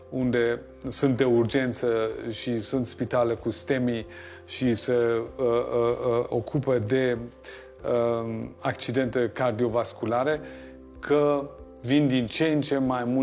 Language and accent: Romanian; Germany; moved away as an adult; now in Romania; eu sunt născut și crescut în Germania și am început și studiile mele în Germania. Uh, am continuat în România ca pentru un an, doi